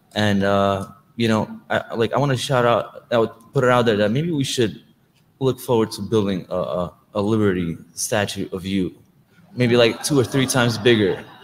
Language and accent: English; Moscow, Russia; now in New York, United States; I am an immigrant from uh, Moscow and a refugee, political refugee